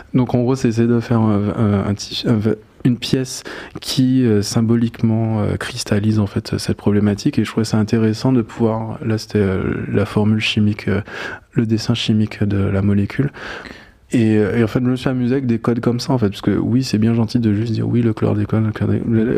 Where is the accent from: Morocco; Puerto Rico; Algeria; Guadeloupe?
Guadeloupe; moved away; also born or lived in Paris; je suis né à Paris, euh, mes parents ont vécu pendant 4 ans en France et je suis né sur la troisième année, et en gros on est retourné en Guadeloupe passer euh, passé mes